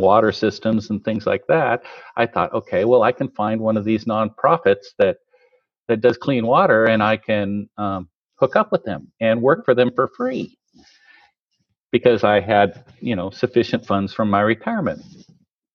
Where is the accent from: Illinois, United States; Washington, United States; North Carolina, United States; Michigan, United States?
Washington, United States; Tri-Cities; also born or lived in Portland; I was born and raised in the Tri-Cities. So all but 3 years, the Tri-Cities have been my home.